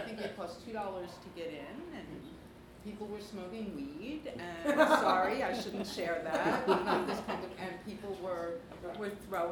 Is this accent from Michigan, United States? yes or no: no; New York City, New York, United States; I grew up in Flatbush